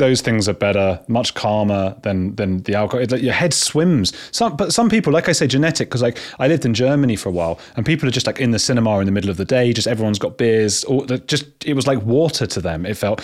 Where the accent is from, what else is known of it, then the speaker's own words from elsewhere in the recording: England, United Kingdom; I'm English